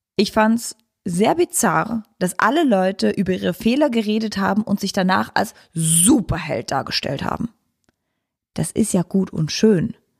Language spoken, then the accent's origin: German; Switzerland; ich als Schweizerin